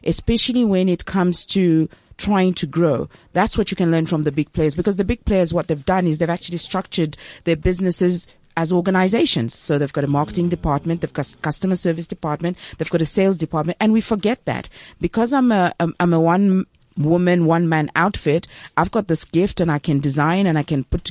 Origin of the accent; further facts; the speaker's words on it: Zambia; now in South Africa; I'm originally from Zambia